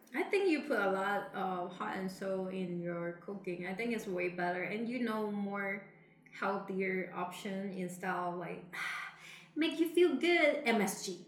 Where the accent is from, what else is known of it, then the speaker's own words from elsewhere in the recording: Macau; moved away; back then when I was in my hometown, I think in Macau